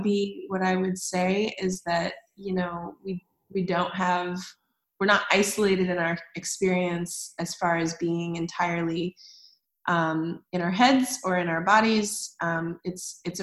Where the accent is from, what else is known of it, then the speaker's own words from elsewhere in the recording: United States; as an American